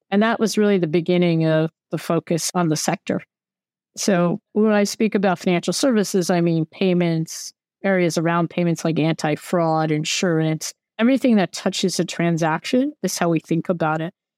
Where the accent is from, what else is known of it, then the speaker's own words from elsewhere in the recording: United States; moved away; I'm American